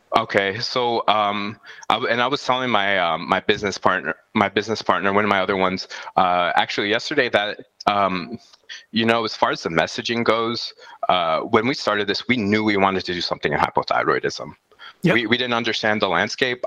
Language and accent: English; El Paso, Texas, United States; I'm from El Paso, Texas, uh, right on the border of Mexico and the United States of America